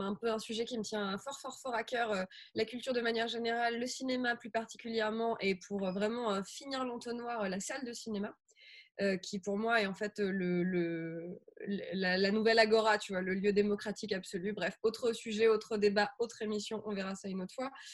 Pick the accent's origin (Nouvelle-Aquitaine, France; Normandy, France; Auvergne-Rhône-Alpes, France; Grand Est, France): Auvergne-Rhône-Alpes, France; Grenoble; je viens de Grenoble